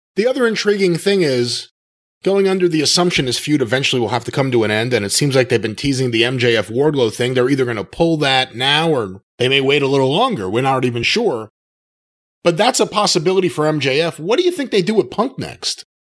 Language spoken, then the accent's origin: English; Long Island, New York, United States; I grew up on Long Island